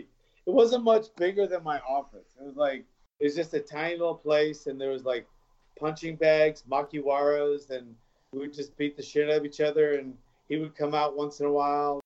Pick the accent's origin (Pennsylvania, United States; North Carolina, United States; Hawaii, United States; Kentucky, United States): Hawaii, United States; moved away as an adult; also born or lived in Los Angeles; I moved there when I was like 4 years old, and then I was raised there till I, you know, left to pursue a fighting career in LA.